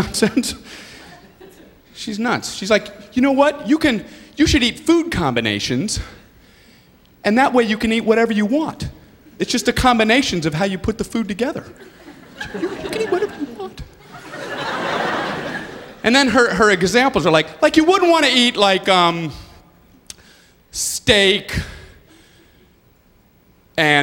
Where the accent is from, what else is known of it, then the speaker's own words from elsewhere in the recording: Miami, Florida, United States; moved away as an adult; also born or lived in Ohio; I grew up in Miami, Florida, went to a small college in Ohio.